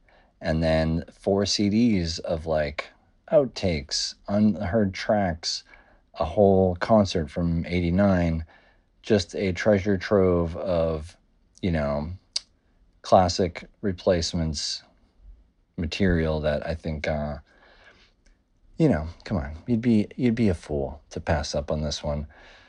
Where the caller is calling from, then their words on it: New York City, New York, United States; I'm calling in from Rough Trade NYC. That's right, New York City.